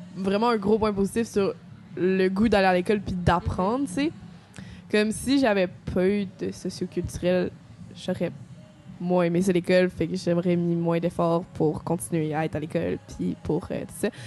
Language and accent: French; Quebec City, Quebec, Canada; moved away as an adult; nouvelle dans la région, là. je viens de Québec